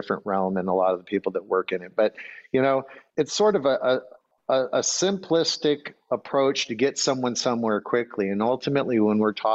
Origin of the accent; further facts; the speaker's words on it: Grand Marais, Minnesota, United States; moved away; I grew up in Grand Marais, Minnesota.